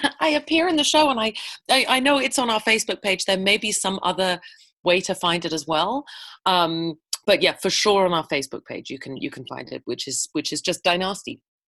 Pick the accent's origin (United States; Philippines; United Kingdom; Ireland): United Kingdom; England; moved away as an adult; now in Edmonton, Canada; I'm a Brit. I'm an expat Brit. I uh, I moved here from England in 2000